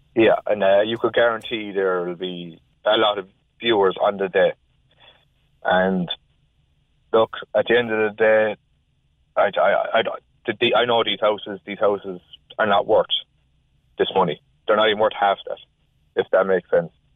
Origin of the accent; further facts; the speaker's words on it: Cork, Munster, Ireland; also born or lived in Galway; now in Cork, Ireland; I'm from from Cork